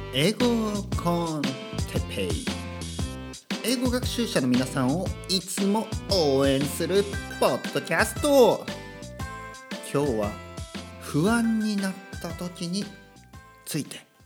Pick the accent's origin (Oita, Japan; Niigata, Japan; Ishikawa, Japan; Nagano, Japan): Oita, Japan; born or raised there; first language Japanese; moved away